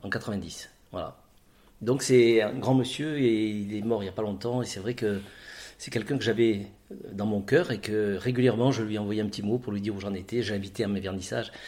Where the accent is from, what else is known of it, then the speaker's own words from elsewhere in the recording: Orange, Provence-Alpes-Côte d'Azur, France; moved away as an adult; also born or lived in Avignon; now in Ajaccio, France; Je suis né sur le continent. Je suis né à Orange. Et hum, très vite, je, J'étais au lycée de l'Arc à Orange